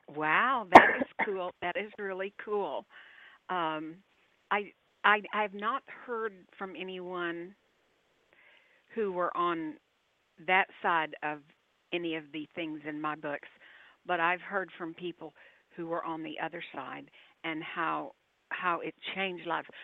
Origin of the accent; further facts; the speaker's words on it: Texas, United States; I'm a Texan